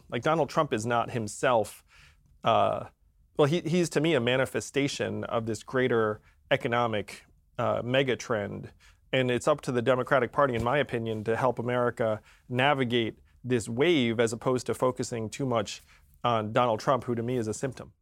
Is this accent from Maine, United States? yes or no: no; upstate New York, United States; I was born in upstate New York.